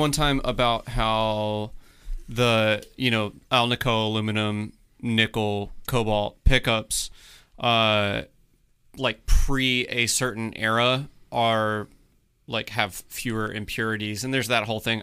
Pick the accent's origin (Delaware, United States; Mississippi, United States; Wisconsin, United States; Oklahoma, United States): Mississippi, United States; I'm from Mississippi, so we have a lot of pine